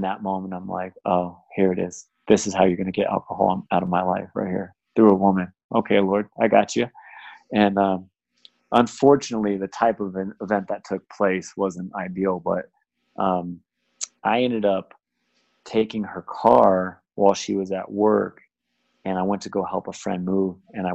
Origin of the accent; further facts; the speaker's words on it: San Jose, California, United States; moved away as an adult; now in Southern California, United States; I was born and raised in the Bay